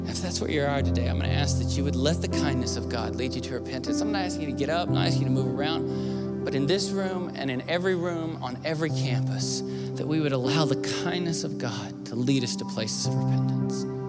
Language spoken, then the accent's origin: English; the South, United States; I grew up in the South